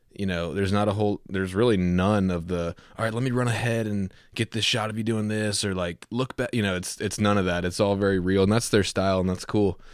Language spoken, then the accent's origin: English; Southeast, United States; I come from the Southeast